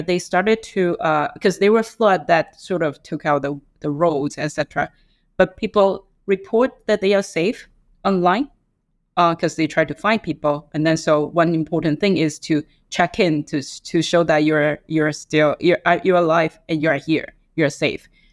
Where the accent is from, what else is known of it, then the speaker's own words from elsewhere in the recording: Taiwan; now in Hong Kong; I grew up in Taiwan